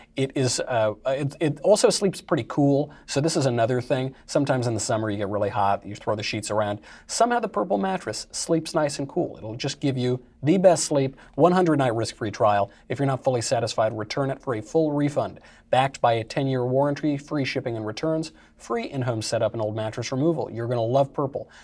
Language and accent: English; New York, United States; I'm from New York